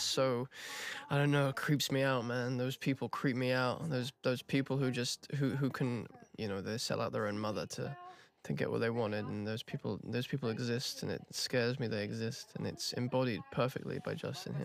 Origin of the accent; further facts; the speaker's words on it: England, United Kingdom; accent: English; my English accent